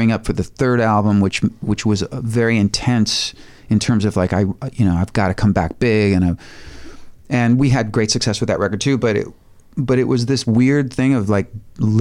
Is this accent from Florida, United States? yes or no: no; Highland Park, Illinois, United States; moved away as an adult; also born or lived in Lake Bluff, Illinois; now in Los Angeles, United States; I grew up in Highland Park, not too far from, you know, where I raised my kids